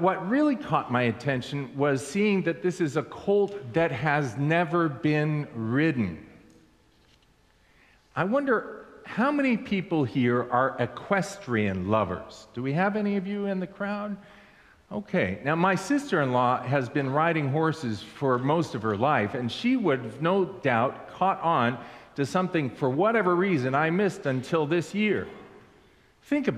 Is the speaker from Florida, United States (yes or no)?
no; Southern California, United States; I grew up in Southern California